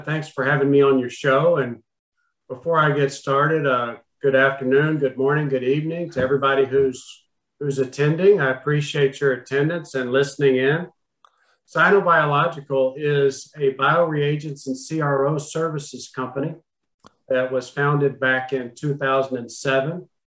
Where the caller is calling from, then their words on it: Austin, Texas, United States; Austin, Texas.